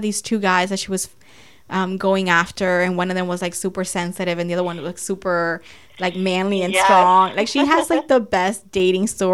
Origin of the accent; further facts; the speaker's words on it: Dominican Republic; moved away; when I graduated college, I went to my hometown in DR